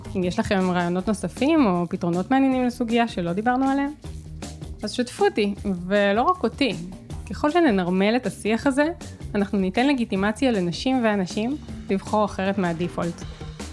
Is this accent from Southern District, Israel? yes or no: no; Herzliya, Tel Aviv District, Israel; של הילדות שלי בהרצליה